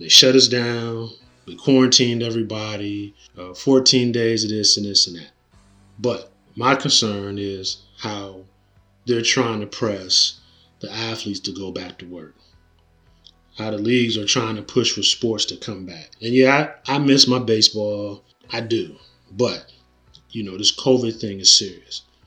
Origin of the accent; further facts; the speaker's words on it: Canton, Ohio, United States; moved away; we're broadcasting from Canton, Ohio, uh, my hometown. Very proud of my hometown. I try to come back and visit